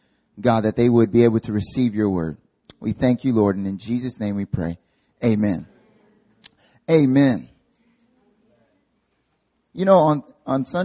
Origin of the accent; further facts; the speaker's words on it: North Carolina, United States; moved away as an adult; now in Seoul, South Korea; I'm from North Carolina, born and raised